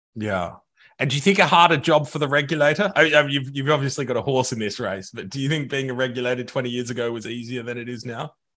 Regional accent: Australia; moved away; my home country of Australia

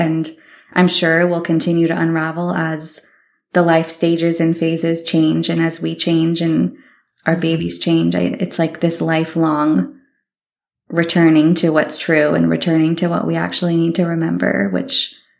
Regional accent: California, United States; born there; But I was abandoned when I was born near Muir Woods, and I was later adopted

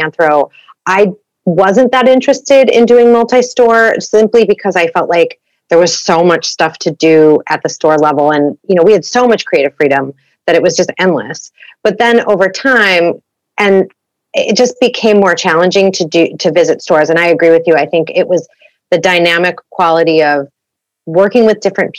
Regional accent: Chicago, Illinois, United States; moved away as an adult; also born or lived in Santa Barbara, California; now in Los Angeles, United States; I'm originally from Chicago

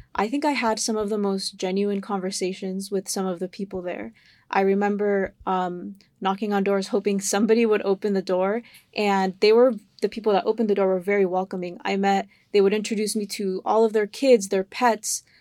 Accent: Sarasota, Florida, United States; I grew up in Sarasota

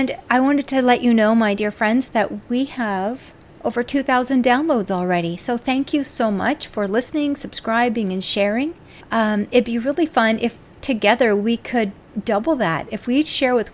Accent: Canada; as a Canadian myself

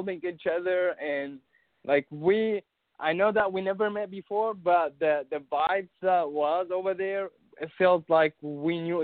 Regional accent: Syria; English is a second language; now in Tulsa, United States; I'm from Syria, so I moved to Tulsa

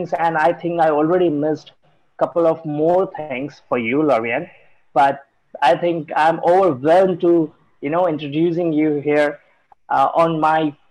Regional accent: India; I'm from India

